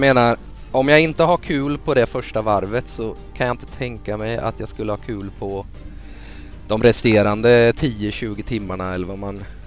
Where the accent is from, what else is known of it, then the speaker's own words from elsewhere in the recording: Småland, Sweden; Jag är ju smålänning